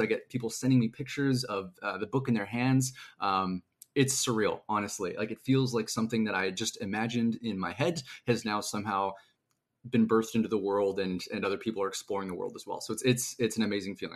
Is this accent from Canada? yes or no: yes; Canada; I am a Canadian author